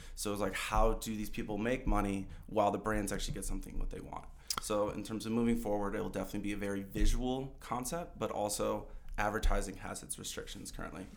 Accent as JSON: {"language": "English", "region": "Michigan", "country": "United States", "tie": "born or raised there", "moved": "as an adult", "lives_now": "Colorado, United States", "said": "I grew up in Michigan my whole life"}